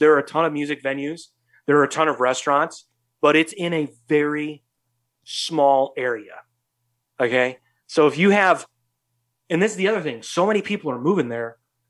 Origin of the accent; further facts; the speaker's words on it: New York City, New York, United States; I grew up in New York City. I grew up around different cultures, you know.